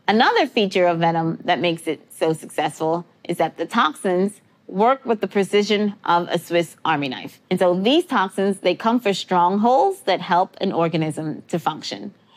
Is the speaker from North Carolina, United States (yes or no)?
no; New York City, New York, United States; I grew up in New York City